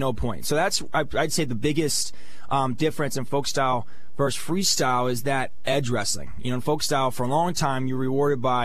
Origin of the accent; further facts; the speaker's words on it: State College, Pennsylvania, United States; my hometown, my home fan base